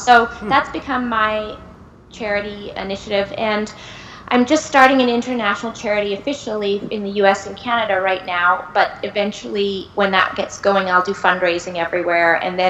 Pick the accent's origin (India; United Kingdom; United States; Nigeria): India; You know, I'm from India, and Indian genes, and I have in my family diabetes and hypertension